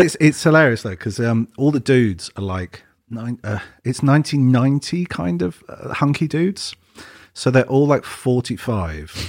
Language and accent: English; England, United Kingdom; I'm English